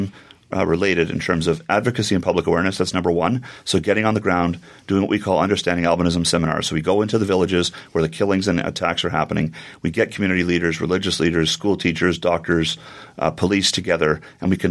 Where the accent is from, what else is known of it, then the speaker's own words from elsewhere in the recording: Canada; I'm born and raised in Canada